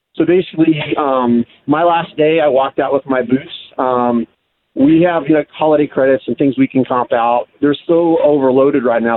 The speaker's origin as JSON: {"language": "English", "town": "Keller", "region": "Texas", "country": "United States", "tie": "born or raised there", "moved": "yes", "lives_now": "Washington, United States", "said": "I grew up in Keller, Texas, not too far from y'all"}